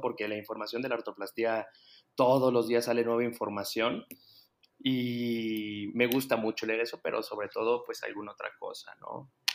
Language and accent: Spanish; Guadalajara, Jalisco, Mexico; soy de Guadalajara